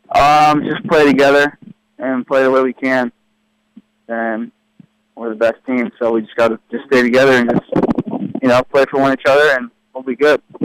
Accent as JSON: {"language": "English", "region": "California", "country": "United States", "also_born_or_lived": "Florida", "moved": "as an adult", "lives_now": "Louisville, United States", "said": "I'm from California"}